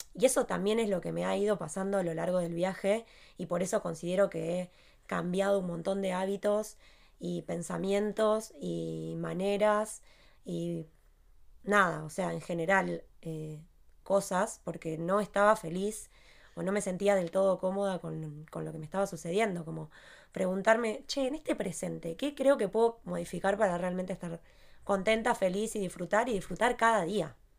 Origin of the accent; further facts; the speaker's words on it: Argentina; moved away; somos los tres de Argentina